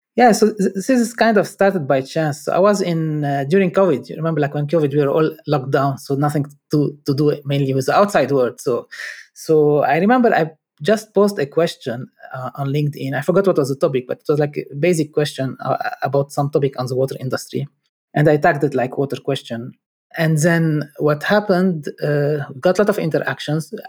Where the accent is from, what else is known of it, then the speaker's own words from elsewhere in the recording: Lebanon; moved away; I'm from Lebanon